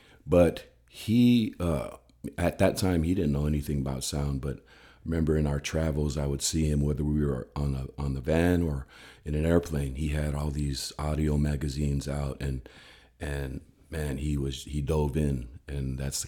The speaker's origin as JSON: {"language": "English", "country": "Samoa", "tie": "born or raised there", "said": "because we grew up with Charlie in Samoa."}